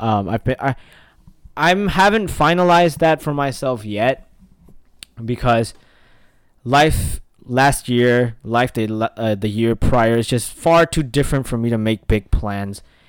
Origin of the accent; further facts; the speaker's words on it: Myanmar; now in United States; I'm from Burma